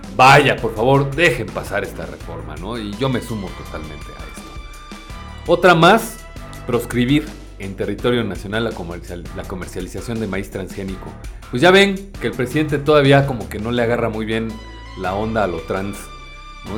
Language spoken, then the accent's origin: Spanish; Mexico; como mexicanos